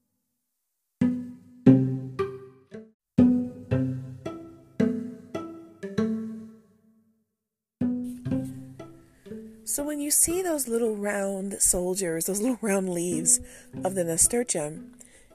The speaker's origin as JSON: {"language": "English", "country": "United States", "said": "I'm an American"}